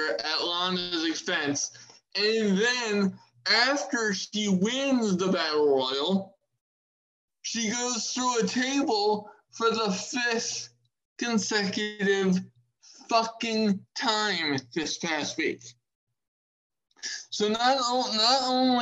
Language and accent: English; Maryland, United States; my home state. It was Morgan State University, and that's in Maryland, close to me